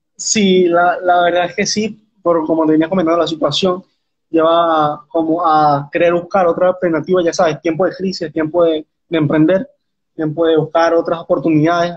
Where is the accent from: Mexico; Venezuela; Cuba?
Venezuela; tengo 19 años, soy de Venezuela